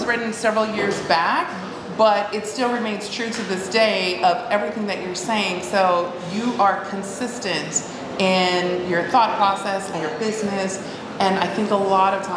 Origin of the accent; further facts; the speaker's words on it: Texas, United States; moved away; I'm from Texas